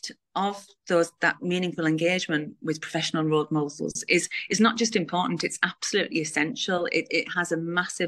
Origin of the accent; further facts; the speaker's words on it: Middlesbrough, North East England, United Kingdom; from Middlesbrough